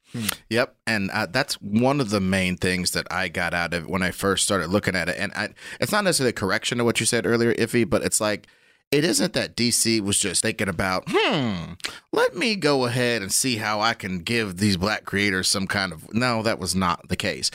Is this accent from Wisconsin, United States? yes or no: no; Kansas City, Missouri, United States; I am from Kansas City